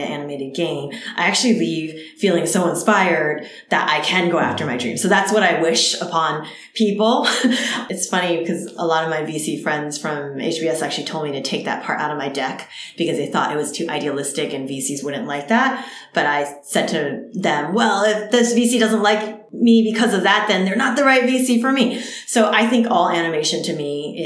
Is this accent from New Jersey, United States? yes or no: yes; New Jersey, United States; first language Cantonese; English is a second language; moved away; also born or lived in California; I grew up in New Jersey and there were hardly any Asians in my town